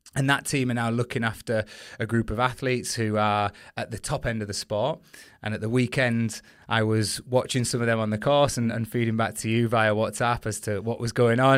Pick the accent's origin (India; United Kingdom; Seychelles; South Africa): United Kingdom; as British competitors